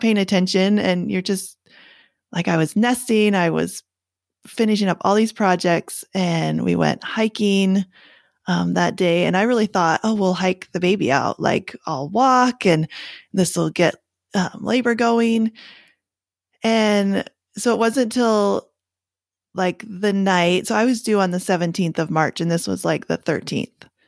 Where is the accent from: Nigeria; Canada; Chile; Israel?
Canada; now in United States; I'm from Canada, um, but I live in the States now